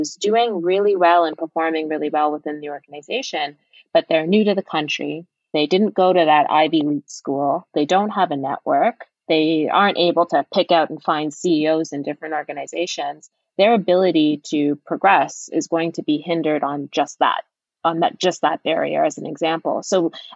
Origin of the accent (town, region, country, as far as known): Canada